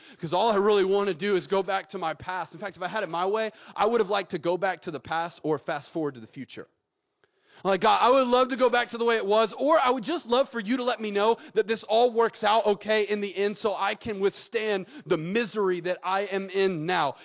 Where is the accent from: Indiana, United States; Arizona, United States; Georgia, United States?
Georgia, United States; Atlanta; moved away as an adult; now in Auburn, United States; I'm actually from Atlanta and I went to Kennesaw State